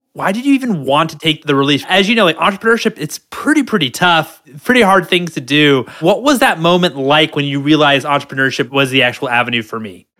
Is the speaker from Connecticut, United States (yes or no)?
no; Washington, District of Columbia, United States; now in California, United States; I'm from the East Coast. I'm from Washington D.C.